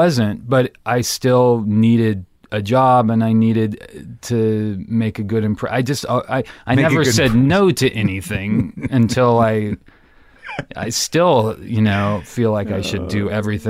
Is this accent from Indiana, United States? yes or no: no; Santa Cruz, California, United States; I grew up in Santa Cruz.